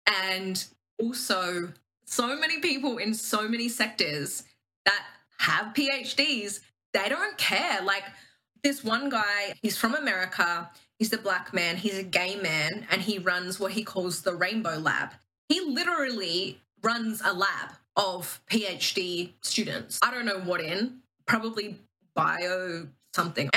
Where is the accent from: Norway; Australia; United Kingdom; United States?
Australia; Queensland; I live in Queensland. I always compare Melbourne sort of like Australia's like New York-esque vibes. Queensland is like California, maybe on a good day, Florida on a not so good day. I'm from Queensland.